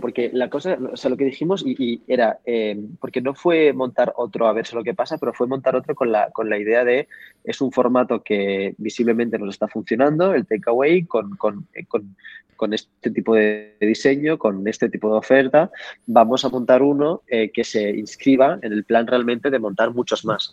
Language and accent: Spanish; Barcelona, Catalonia, Spain; also born or lived in Paris / Morocco; aunque tenga, o sea, orígenes marroquíes, porque habréis sabido que ya sí, no es un nombre muy, europeo, pero eh, em, soy de aquí, de Barcelona